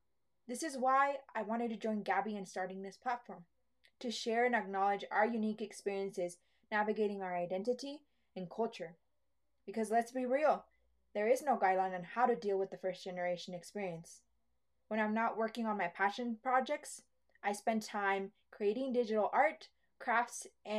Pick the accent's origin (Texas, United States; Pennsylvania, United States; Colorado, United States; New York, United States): Colorado, United States; Denver; I am a proud daughter of Mexican parents from San Luis Potosí, Mexico. I was born and raised in Denver, Colorado, and I am a mom to my six-year-old son, Miguel.